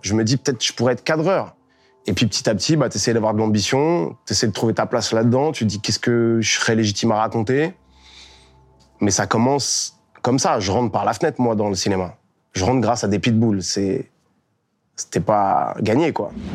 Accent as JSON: {"language": "French", "town": "Melun", "region": "Île-de-France", "country": "France", "tie": "born or raised there", "said": "Donc je deviens dresseur de chiens. chez moi, à Melun"}